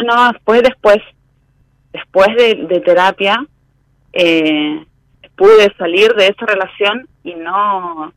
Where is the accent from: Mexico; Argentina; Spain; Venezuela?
Argentina; Resistencia, Chaco; De Chaco Resistencia